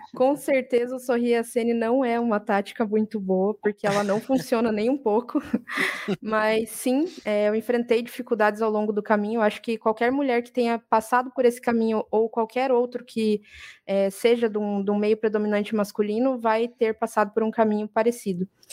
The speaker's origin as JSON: {"language": "Portuguese", "region": "interior of Paraná", "country": "Brazil", "moved": "yes", "lives_now": "Brusque, Brazil", "said": "Mas eu não sou daqui, eu sou do interior do Paraná."}